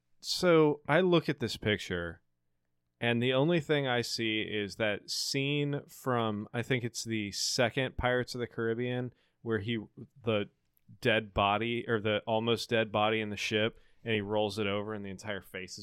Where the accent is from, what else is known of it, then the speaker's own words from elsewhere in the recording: Arkansas, United States; born there; I was born in Arkansas. It's the go-to.